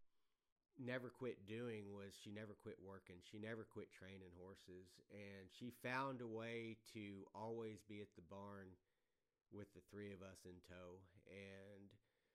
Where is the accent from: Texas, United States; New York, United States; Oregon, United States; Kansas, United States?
Texas, United States; Adkins; I was born in Adkins, Texas, which was a small town southeast of San Antonio